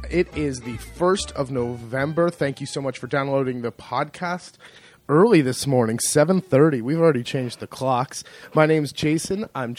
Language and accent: English; California, United States; moved away as an adult; now in Marche, Italy; I grew up in California